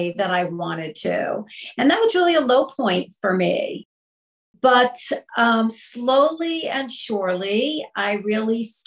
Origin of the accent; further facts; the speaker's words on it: the New York area, United States; I grew up in the New York area, you know, very happy childhood